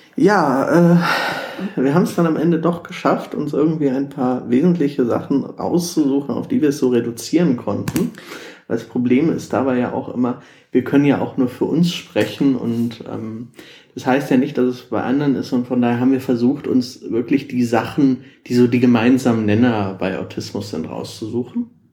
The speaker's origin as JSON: {"language": "German", "area": "Ruhr area", "region": "North Rhine-Westphalia", "country": "Germany", "said": "ich komme ursprünglich aus dem Ruhrgebiet"}